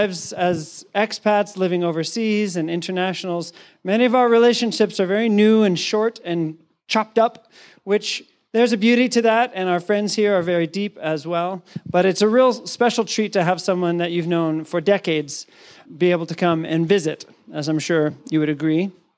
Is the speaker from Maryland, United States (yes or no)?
yes; Maryland, United States; one of my home church that I grew up in Maryland.